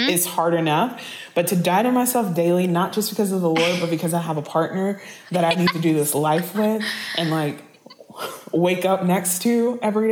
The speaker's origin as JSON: {"language": "English", "region": "the South", "country": "United States", "tie": "born or raised there", "said": "I grew up in the South. I grew up in the South with church."}